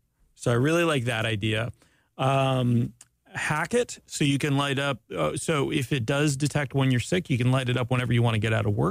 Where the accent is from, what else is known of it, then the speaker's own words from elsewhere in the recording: Ormond Beach, Florida, United States; I grew up in Ormond Beach